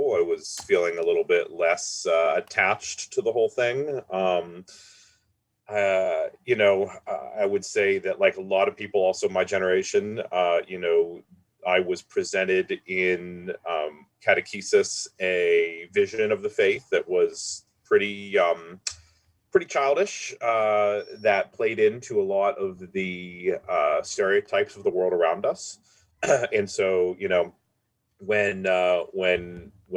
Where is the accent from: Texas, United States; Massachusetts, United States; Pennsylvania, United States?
Pennsylvania, United States; Pittsburgh; I was born and raised in Pittsburgh